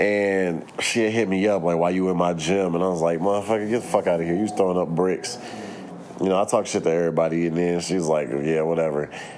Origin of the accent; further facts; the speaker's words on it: St. Louis, Missouri, United States; Like, I'm from St. Louis.